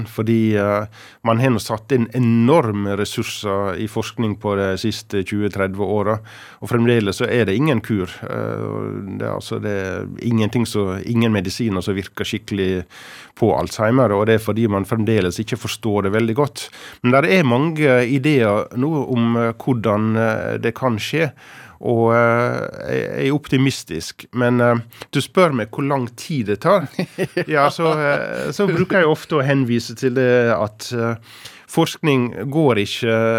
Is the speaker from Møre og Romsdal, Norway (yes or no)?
yes; Hareid, Møre og Romsdal, Norway; moved away as an adult; also born or lived in Ålesund / Haramsøya; Jeg er født i Ålesund, men jeg vokste opp de første ni månedene på ei øy som heter Haramsøya, som er eh, bare et par hundre innbyggere nord for Ålesund. Men eh, etter ca. et år så flytta vi til eh, Hareid, ja. som ligger sør for Ålesund. Og der vokste jeg opp og blei til jeg var 18